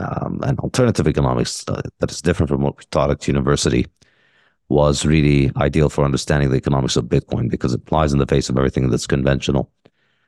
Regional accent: Ramallah, Ramallah and al-Bireh Governorate, Palestine; I mean, I grew up in Palestine, in Ramallah. My father's a doctor.

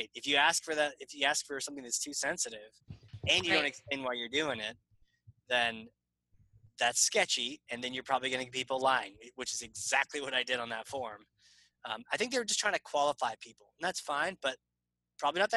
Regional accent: New Hampshire, United States; I'm New Hampshire

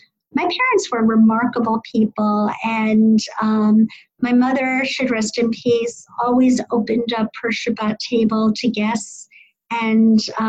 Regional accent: White Plains, New York, United States; now in Silver Spring, United States; so I am from White Plains, New York. I was the only Orthodox kid in my elementary, junior high school and high school

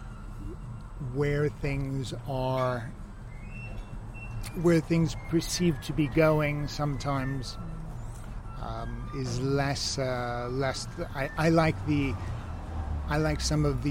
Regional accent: New York, United States; moved away as an adult; now in Ibiza, Spain; Originally from New York, and left in my early 20s

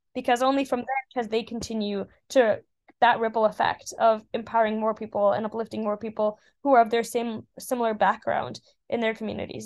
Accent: Colorado Springs, Colorado, United States; moved away as an adult; now in Oxford, United Kingdom; as a little girl growing up in Colorado Springs

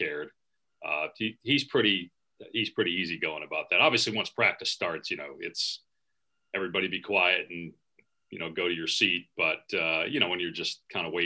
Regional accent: Wisconsin, United States; moved away as an adult; also born or lived in Syracuse, New York; now in Arizona, United States; growing up in Wisconsin

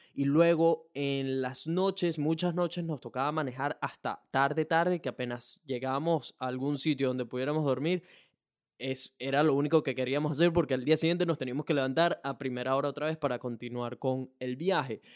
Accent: Venezuela; now in Brisbane, Australia; soy un latino, específicamente venezolano

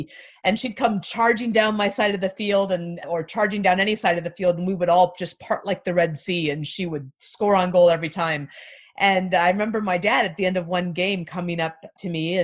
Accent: Anchorage, Alaska, United States; I grew up in Anchorage, Alaska

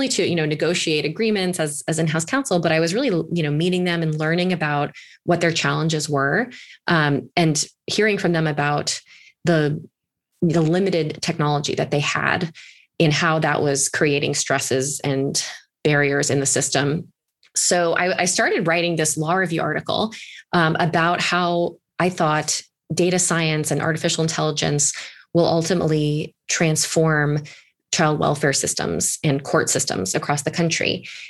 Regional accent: East Coast, United States; So I'm originally from the East Coast, and I started my legal career as a litigator at Paul Weiss.

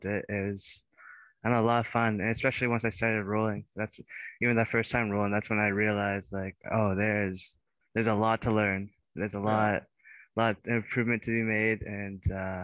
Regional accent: Belleville, Ontario, Canada; moved away as an adult; now in Waterloo, Canada; initially I'm from Belleville, Ontario, so it's just a lot smaller town

